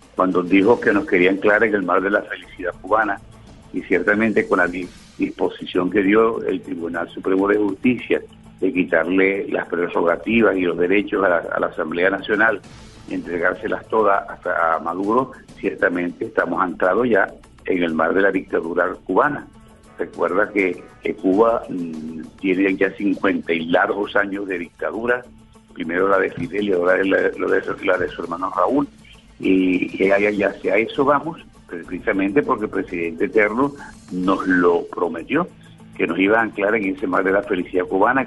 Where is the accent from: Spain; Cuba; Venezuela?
Venezuela; mi país